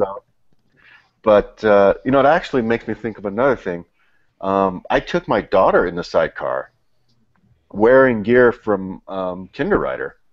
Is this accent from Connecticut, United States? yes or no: no; San Diego, California, United States; moved away; I'm from San Diego